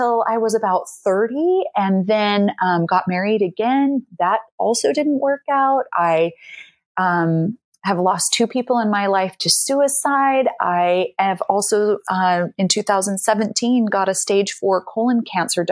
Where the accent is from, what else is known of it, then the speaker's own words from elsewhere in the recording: Salt Lake City, Utah, United States; moved away as an adult; now in Amsterdam, Netherlands; I grew up and am from Salt Lake City, Utah